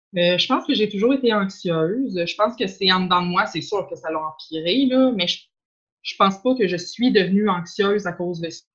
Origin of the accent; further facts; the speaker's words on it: Quebec City, Quebec, Canada; je viens de Charlebourg